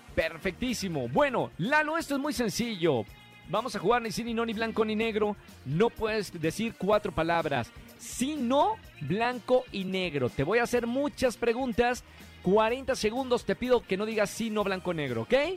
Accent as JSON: {"language": "Spanish", "country": "Mexico", "said": "nosotros los mexicanos"}